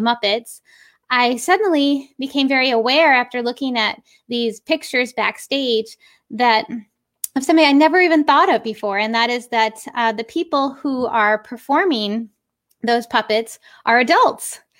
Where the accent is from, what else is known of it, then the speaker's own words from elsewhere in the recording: Western New York, United States; moved away; also born or lived in Connecticut; I am originally from Western New York, um, a fi-, tiny little village, uh, it's somewhere in between Rochester and Buffalo, New York.